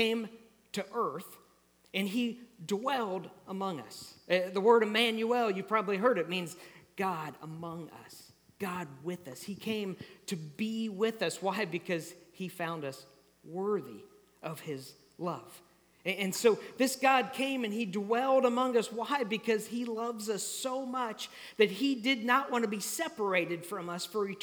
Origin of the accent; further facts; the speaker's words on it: Kansas, United States; moved away; I grew up in Kansas, already mentioned that, and so when I grew up, we experienced tornadoes a lot.